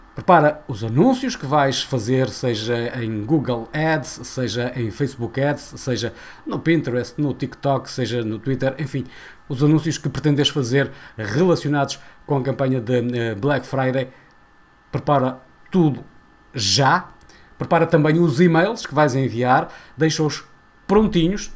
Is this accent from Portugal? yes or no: yes; Portugal; enquanto portugueses